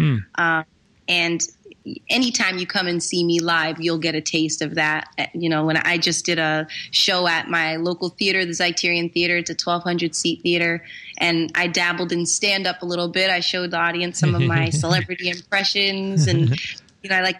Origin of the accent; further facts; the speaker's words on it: New Bedford, Massachusetts, United States; my hometown, New Bedford, Massachusetts